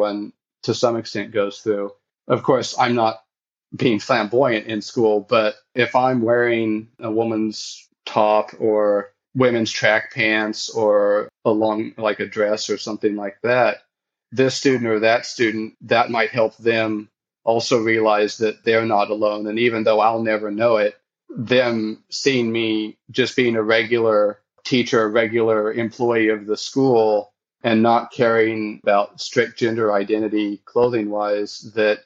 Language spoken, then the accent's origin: English; United States; born or raised there; moved away as an adult; now in Hofu, Japan